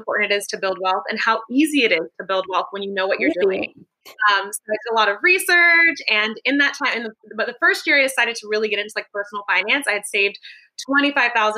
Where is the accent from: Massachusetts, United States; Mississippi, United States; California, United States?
California, United States; Los Angeles; moved away as an adult; now in San Francisco, United States; I was born and raised in the Los Angeles area